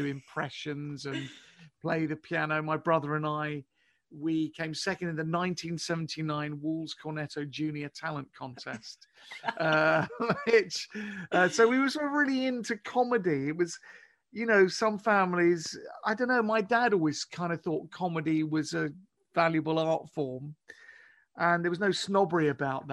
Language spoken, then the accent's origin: English; Pinner, London, United Kingdom; I grew up in Pinner in northwest London